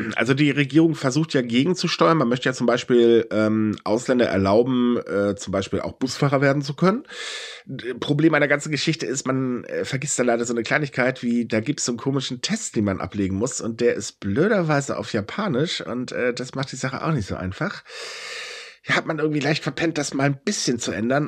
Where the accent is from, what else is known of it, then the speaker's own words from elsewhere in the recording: Germany; bei uns in Deutschland